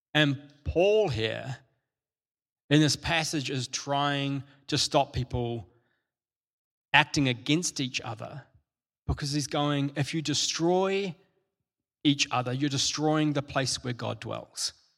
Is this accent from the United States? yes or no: no; New Zealand; I'm a Kiwi, and um, I grew up with, um, in, in, school, and particularly in primary school, I had lots of Māori friends who are the indigenous people of New Zealand